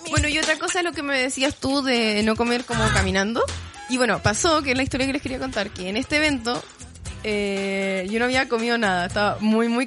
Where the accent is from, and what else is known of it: Chile